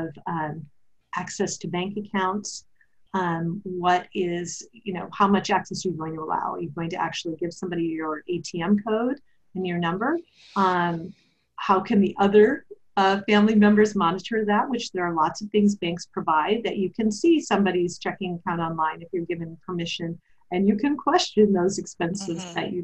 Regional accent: Wisconsin, United States; now in California, United States; I grew up in Wisconsin

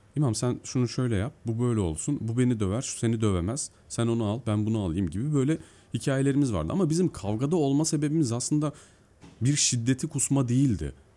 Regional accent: Mersin, Turkey; also born or lived in Eskişehir; now in Istanbul, Turkey; Ben normalde Mersin'de doğdum büyüdüm.

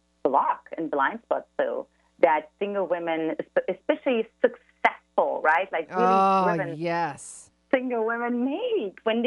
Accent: eastern Germany, Germany; English is a second language; now in San Diego, United States; as the listeners can already detect from my accent, I'm originally from Eastern Germany, and I grew up in an emotionally absent household

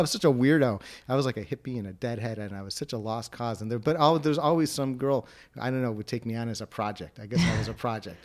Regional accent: Wilmette, Illinois, United States; I grew up in Will Matt, or as the people in Winnetka like to call it, uh, Winnetka for Jews

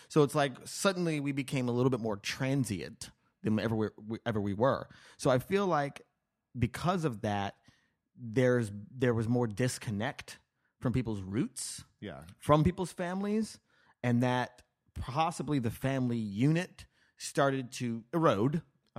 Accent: Las Vegas, Nevada, United States; also born or lived in New Mexico; I was born in New Mexico, and then I moved to Las Vegas.

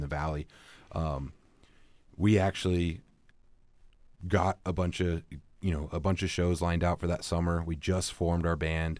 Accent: Battle Ground, Washington, United States; I grew up in Battleground.

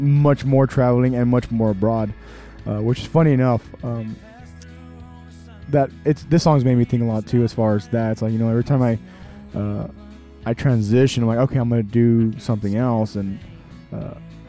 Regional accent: Texas, United States; I'm from Texas

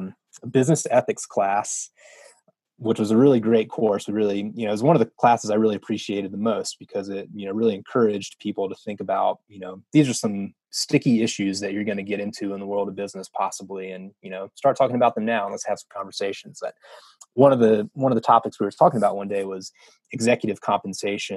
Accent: North Carolina, United States; moved away as an adult; also born or lived in Wyoming; I grew up in North Carolina, went to college there

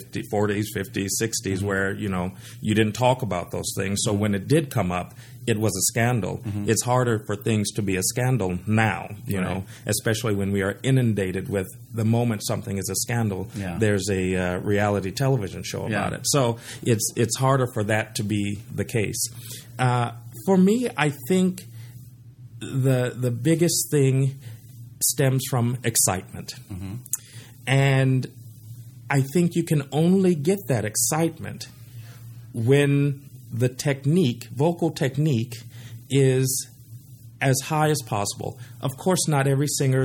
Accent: San Diego, California, United States; I grew up in San Diego

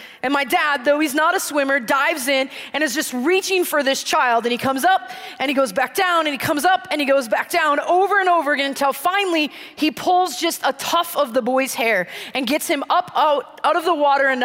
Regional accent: Green Bay, Wisconsin, United States; moved away; I grew up in Green Bay, Wisconsin

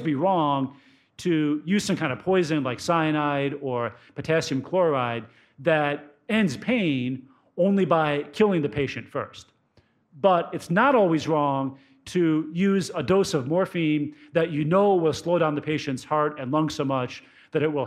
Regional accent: Cleveland, Ohio, United States; I grew up in the Cleveland area as a Browns fan

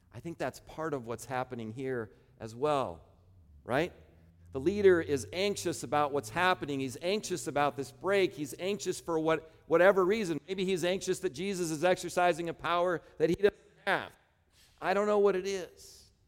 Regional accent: Midwest, United States; I grew up in the Midwest

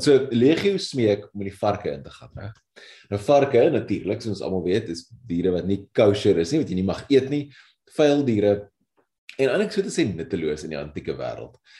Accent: South Africa; ons eie geskiedenis as Suid-Afrikaners

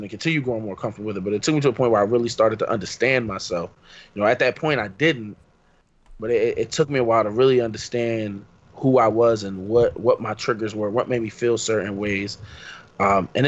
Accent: Philadelphia, Pennsylvania, United States; I grew up in Philly

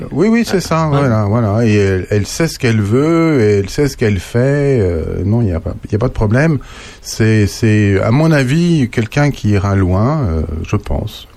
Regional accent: Paris, Île-de-France, France; moved away; quand j'étais gamin, j'étais surtout parisien

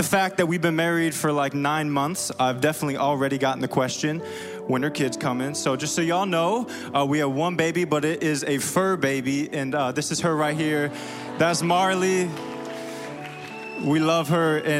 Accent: Springfield, Illinois, United States; accent: southern twang; now in Chicago, United States; if you see a little southern twang, I'm from Springfield, Illinois

